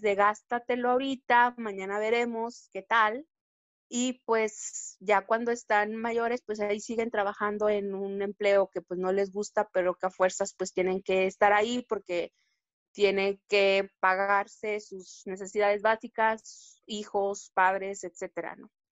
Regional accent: Mexico; aquí como mexicanos

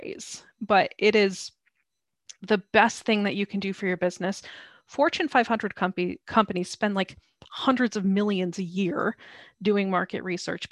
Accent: United States; moved away as an adult; now in London, United Kingdom; I'm American

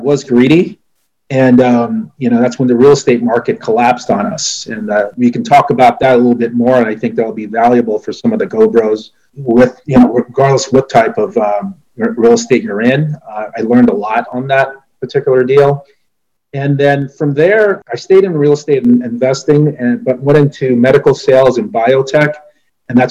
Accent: United States; also born or lived in Philippines; I was born in the Philippines, and really my parents, came out here, made a home for us out here. And I left there when I was, gosh, I want to say I was about 4.5, 5 years old. And we settled in New York, New Jersey. And I lived in New York, New Jersey, probably until high school

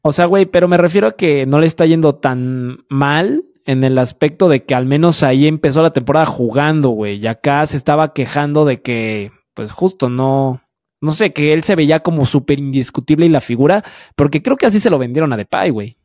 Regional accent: Mexico; A mí como mexicano

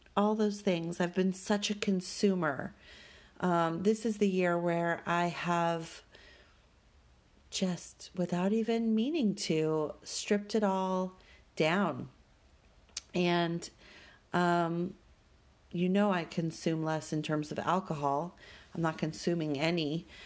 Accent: Denver, Colorado, United States; growing up in Denver

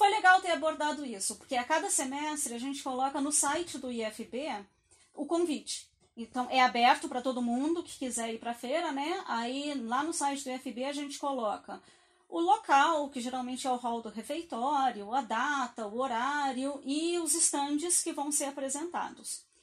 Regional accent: Rio Grande do Sul, Brazil; E eu, eu sou gaúcha, então a minha educação básica, boa parte dela foi lá.

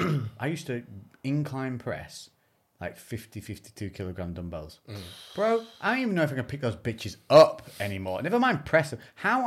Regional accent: Scotland, United Kingdom; All right, I'm fucking Scottish.

